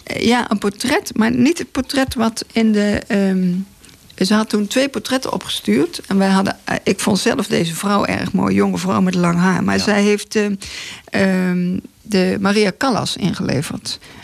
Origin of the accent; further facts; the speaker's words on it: Breda, North Brabant, Netherlands; Ik kom uit Breda, wij hebben daar geen water.